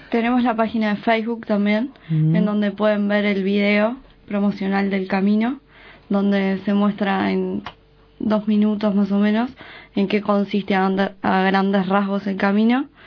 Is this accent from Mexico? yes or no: no; Uruguay; Ahora vamos a empezar a salir desde Montevideo porque somos uruguayas